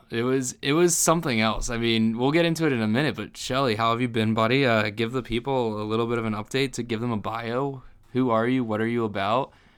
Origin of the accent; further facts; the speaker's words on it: Philadelphia, Pennsylvania, United States; moved away; also born or lived in New Jersey; I grew up right outside of Philadelphia